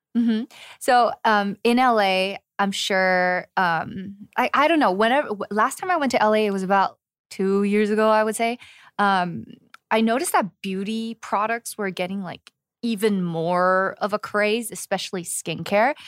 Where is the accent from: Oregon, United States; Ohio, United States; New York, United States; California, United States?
California, United States; Los Angeles; moved away as an adult; now in Seoul, South Korea; born and raised in Los Angeles